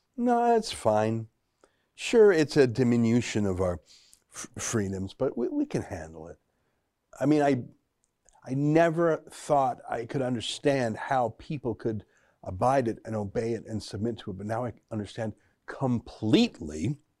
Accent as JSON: {"language": "English", "region": "Alberta", "country": "Canada", "tie": "born or raised there", "said": "I grew up in Alberta"}